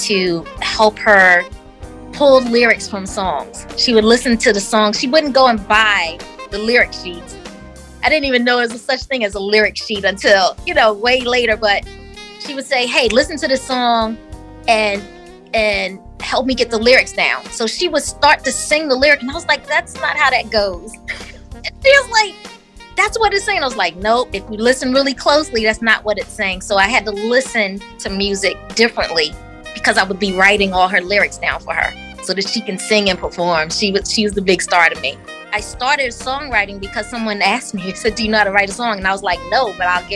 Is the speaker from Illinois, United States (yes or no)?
no; Northern New Jersey, United States; now in West Virginia, United States; Growing up in Jersey, it was just a regular childhood